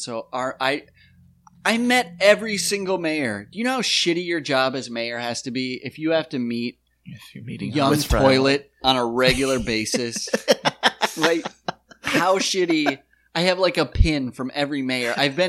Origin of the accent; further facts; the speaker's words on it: South Dakota, United States; And I was like, I was like South Dakota.